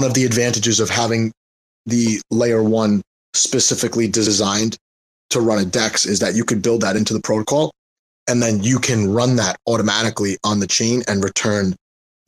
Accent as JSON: {"language": "English", "region": "New York", "country": "United States", "also_born_or_lived": "Asia", "said": "I don't even speak proper English, right? Because I'm from New York"}